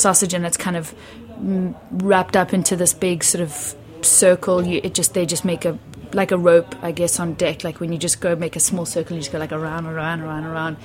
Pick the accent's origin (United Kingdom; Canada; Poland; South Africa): South Africa; Cape Town, Western Cape; moved away; also born or lived in Zimbabwe; I grew up in South Africa. I grew up in Cape Town